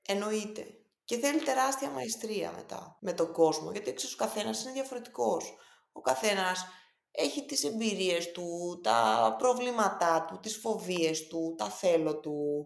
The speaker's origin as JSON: {"language": "Greek", "country": "Greece", "also_born_or_lived": "Boston / New York / London", "said": "σαν Ελληνίδα που είχα την τύχη να μπορέσω να ζήσω τόσο πολύ στο εξωτερικό"}